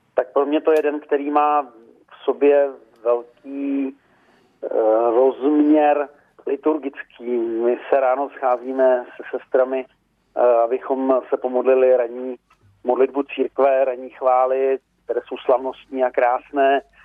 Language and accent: Czech; eastern Bohemia, Czechia; moved away; z východních Čech, odkud, odkud pocházím